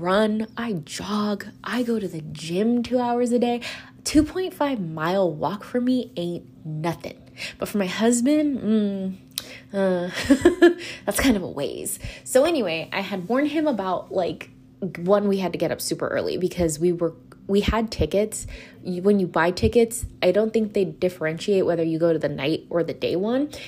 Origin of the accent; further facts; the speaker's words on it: California, United States; now in Los Angeles, United States; I'm from California